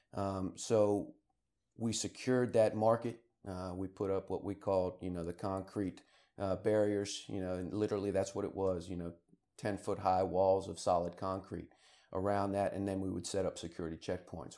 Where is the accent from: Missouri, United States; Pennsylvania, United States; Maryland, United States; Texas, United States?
Maryland, United States; Rockville; I'm originally from Rockville, Maryland, just outside of Washington, D C